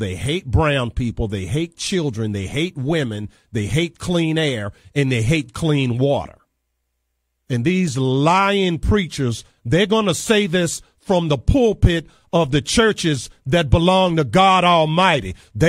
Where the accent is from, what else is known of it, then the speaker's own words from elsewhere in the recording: Virginia, United States; because also on Monday in my home state of Virginia, which is right where I am